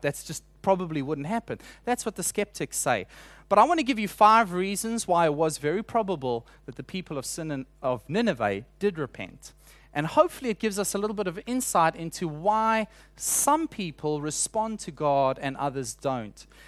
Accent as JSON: {"language": "English", "country": "South Africa", "moved": "yes", "said": "introduce myself as a South African"}